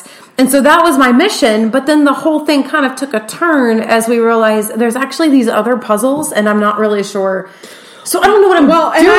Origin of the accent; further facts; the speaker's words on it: Texas, United States; Except that we're from Texas, and we're Southern, and so we both read, I got him.